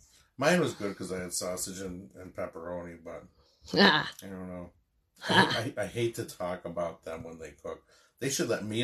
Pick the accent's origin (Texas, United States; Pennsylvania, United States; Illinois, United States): Pennsylvania, United States; Scranton; We are from Scranton, Pennsylvania.